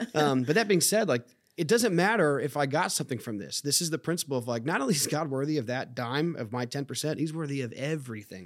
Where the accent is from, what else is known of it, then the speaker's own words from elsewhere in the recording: United States; as an American